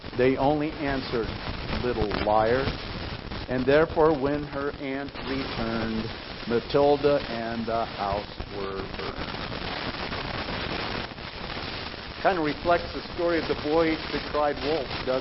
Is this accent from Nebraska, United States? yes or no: no; Idaho, United States; I grew up in Idaho.